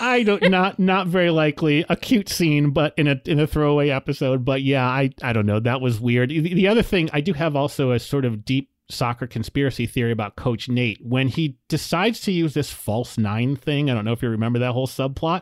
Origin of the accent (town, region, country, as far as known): United States